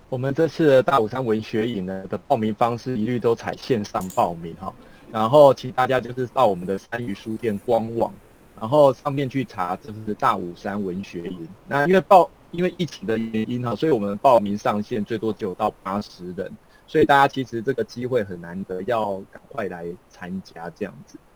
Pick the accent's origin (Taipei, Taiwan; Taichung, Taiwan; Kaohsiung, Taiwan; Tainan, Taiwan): Kaohsiung, Taiwan; 怡辉呢，他其实也是我们高雄人哦